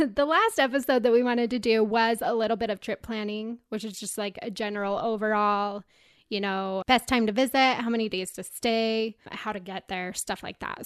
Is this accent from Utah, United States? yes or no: yes; Utah, United States; I'm a girl from Utah